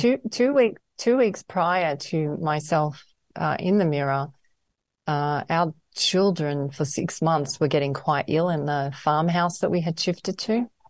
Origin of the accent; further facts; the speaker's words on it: Melbourne, Victoria, Australia; I grew up in Melbourne and I went to a private school in the country there.